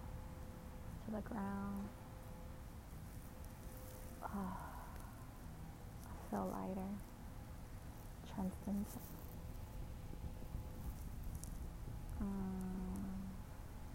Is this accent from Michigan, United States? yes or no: yes; Detroit, Michigan, United States; moved away; I grew up in Detroit, Michigan.